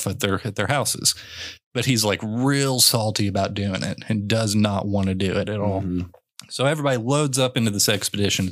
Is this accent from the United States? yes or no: yes; Kentucky, United States; also born or lived in Louisville, Kentucky / LaGrange, Kentucky; I grew up in Western Kentucky. I was born in Louisville. And so my elementary middle school years were in LaGrange, Kentucky, which is Eastern Kentucky